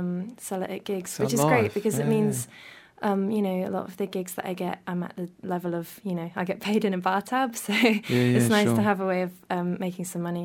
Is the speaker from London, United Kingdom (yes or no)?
yes; London, United Kingdom; moved away as an adult; now in New Zealand; I'm from London, and I worked full-time there, so music was kind of just a hobby. And then I moved to New Zealand a couple of years ago